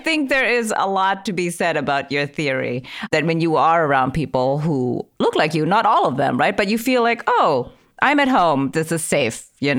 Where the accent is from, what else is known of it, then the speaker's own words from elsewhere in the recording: Indonesia; also born or lived in Idaho, United States; now in United States; So I'm originally from Indonesia, and I came here actually as an exchange student. I lived in a very, very super white village in rural Idaho.